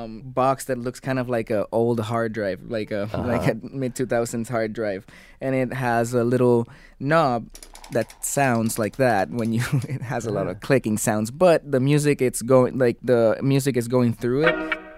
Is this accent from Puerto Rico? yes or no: yes; Puerto Rico; Puerto Rico is very close to Jamaica.